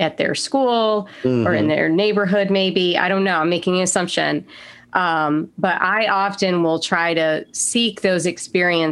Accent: New York, United States; now in Southern United States; I'm from, you know, New York. I grew up in a diverse area

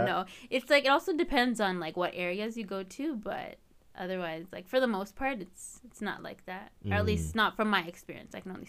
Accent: Edmonton, Alberta, Canada; So my family's from Eritrea, but I was born and raised here. All my siblings and I were born and raised here in Edmonton.

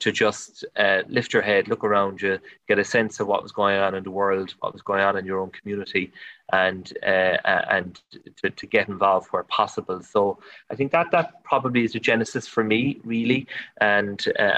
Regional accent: Passage West, Munster, Ireland; in our own local community where I grew up in Passage West

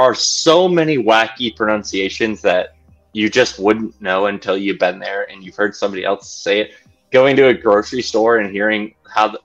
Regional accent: Midwest, United States; as a Midwesterner

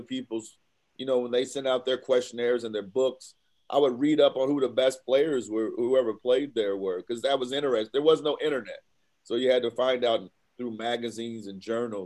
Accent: Evansville, Indiana, United States; I'm from Evansville.

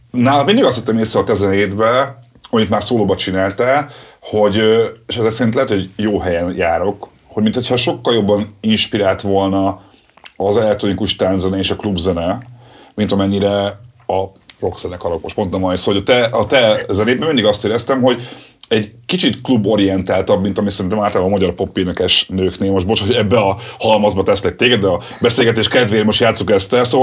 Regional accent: Budapest, Hungary; én pesti gyerek vagyok

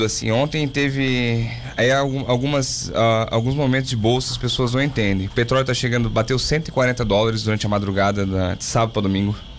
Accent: Laguna, Santa Catarina, Brazil; me criei em Laguna, morei em Laguna dos 5 aos 20

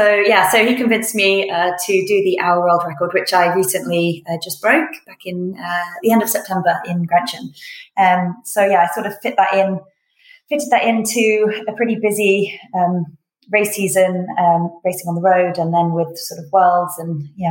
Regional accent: United Kingdom; I'm a British road cyclist

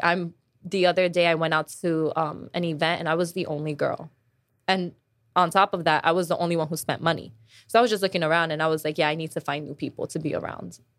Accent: New York, United States; I'm from New York and I'm working in New York

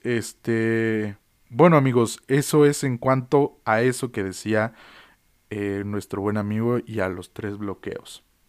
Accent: Mexico; also born or lived in Mexico City; vivo en la Ciudad de México, de que soy mexicano

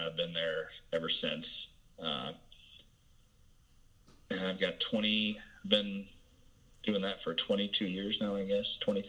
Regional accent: Southern Illinois, United States; I am a Southern Illinois boy, born and bred.

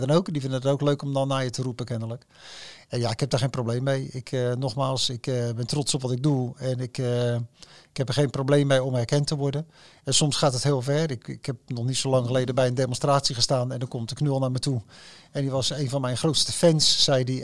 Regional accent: Rotterdam, South Holland, Netherlands; ik voel me Rotterdammer, ik ben Rotterdammer

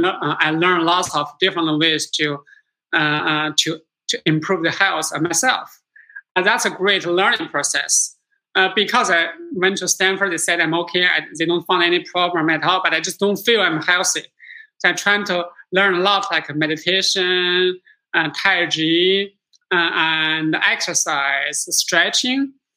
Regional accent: Singapore; now in United States; What I see myself is that as first generation immigrants to America, I came from Singapore last century, have a dream and work on the dream.

